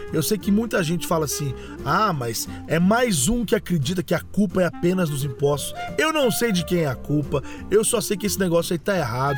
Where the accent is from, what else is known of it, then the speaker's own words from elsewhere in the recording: Machado, Minas Gerais, Brazil; moved away; eu comecei a fazer rádio no ano 2000 lá em Minas Gerais